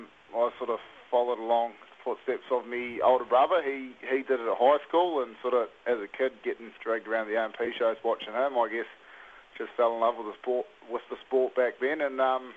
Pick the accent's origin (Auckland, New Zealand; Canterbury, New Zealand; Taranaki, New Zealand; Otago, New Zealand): Taranaki, New Zealand; now in King Country, New Zealand; I grew up in Taranaki, but I'm based 45 minutes out of Tamanui in the King Country. Down the end of a road on a 4,000-acre farm down here.